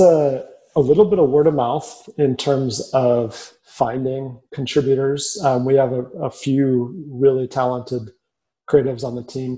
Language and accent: English; Minneapolis, Minnesota, United States; also born or lived in Lincoln, Nebraska / Chicago; now in Omaha, United States; I grew up in Minneapolis, a very prideful city in a very prideful state